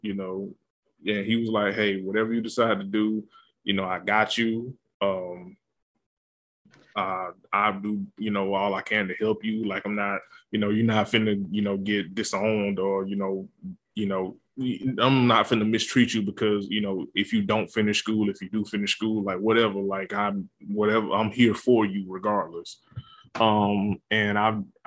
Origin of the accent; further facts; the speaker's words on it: Georgia, United States; I went to South Georgia Tech, Tech Community College, and I was working part-time at my hometown, Dollar General.